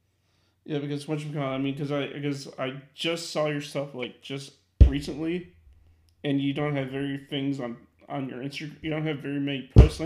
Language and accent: English; Illinois, United States; I'm from the Midwest, from Illinois